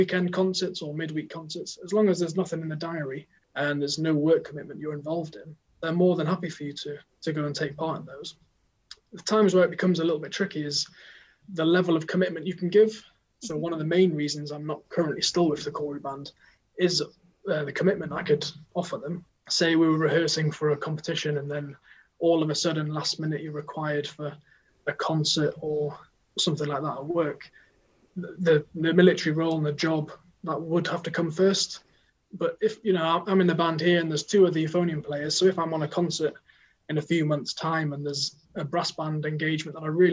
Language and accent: English; the North East, North East England, United Kingdom; moved away as an adult; also born or lived in Cardiff; I'm from the Northeast